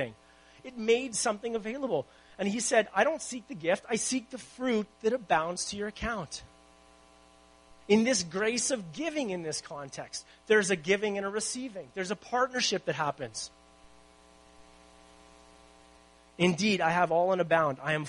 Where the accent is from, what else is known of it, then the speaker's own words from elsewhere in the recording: Winnipeg, Manitoba, Canada; also born or lived in Abbotsford; now in Vancouver, Canada; I'm from Winnipeg originally